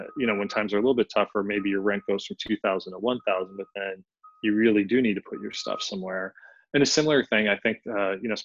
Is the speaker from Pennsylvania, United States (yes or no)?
yes; Philadelphia, Pennsylvania, United States; I'm from Philly, so spirit of brotherly love here